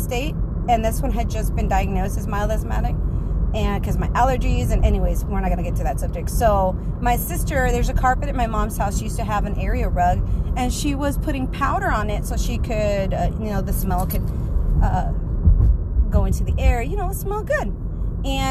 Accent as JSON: {"language": "English", "region": "South Texas", "country": "United States", "said": "I am from South Texas"}